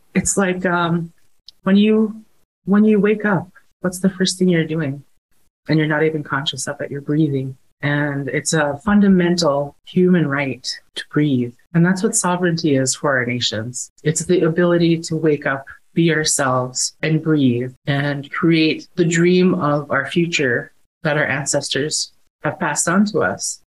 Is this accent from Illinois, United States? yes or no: no; Alaska village, United States; I was born and raised in my village of Tikhwan